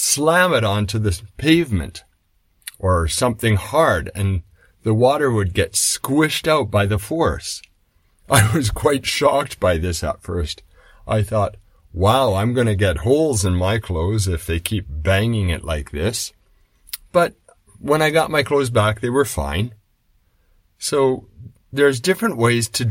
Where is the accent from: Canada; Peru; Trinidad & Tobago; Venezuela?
Canada; moved away; I grew up in Canada